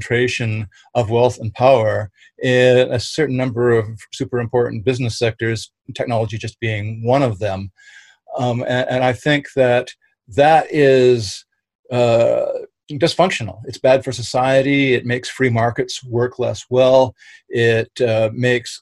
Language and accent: English; Vancouver, British Columbia, Canada; I am a major booster of my hometown.